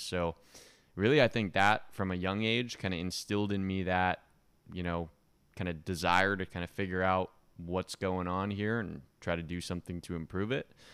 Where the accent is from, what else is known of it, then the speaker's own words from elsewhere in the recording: Eugene, Oregon, United States; now in Miami, United States; I grew up in Oregon and small town in Oregon, Eugene